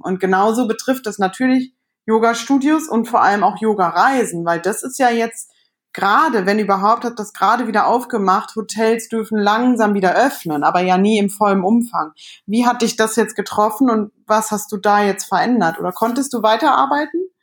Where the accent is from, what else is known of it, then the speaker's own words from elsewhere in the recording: Cologne, North Rhine-Westphalia, Germany; unsere Kölner äh, Connection irgendwie, obwohl wir uns da gar nicht kennengelernt haben. Aber ähm, von, der, von der Mentalität sind wir beide aus dem Umkreis